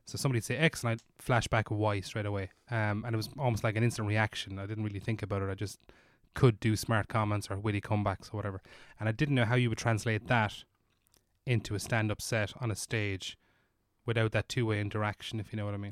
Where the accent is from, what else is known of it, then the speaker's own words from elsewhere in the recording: Ireland; as an Irish person